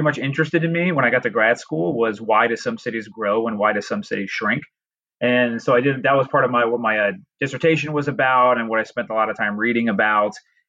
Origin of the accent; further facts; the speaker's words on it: Dayton, Ohio, United States; moved away as an adult; also born or lived in South Carolina / Florida; So I'm from Ohio originally, outside of Dayton, Ohio.